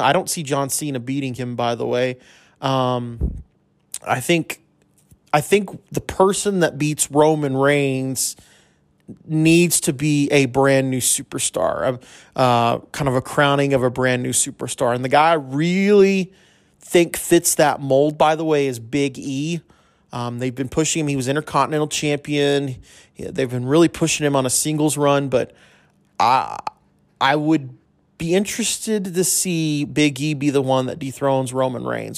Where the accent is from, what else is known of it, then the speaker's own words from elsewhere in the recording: El Paso, Texas, United States; I grew up in El Paso, grew up a U T E P basketball fan